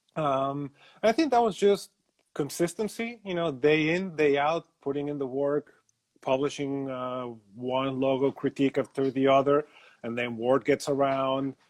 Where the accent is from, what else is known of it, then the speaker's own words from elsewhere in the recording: Mexico City, Mexico; I am originally from Mexico City.